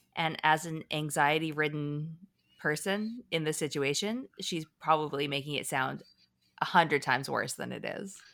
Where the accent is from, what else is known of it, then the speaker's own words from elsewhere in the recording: Canada; We're Canadian